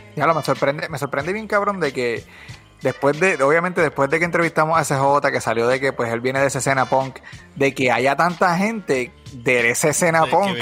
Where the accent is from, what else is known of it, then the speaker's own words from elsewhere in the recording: Bayamón, Puerto Rico; … y yo somos los dos nacidos y criados en Bayamón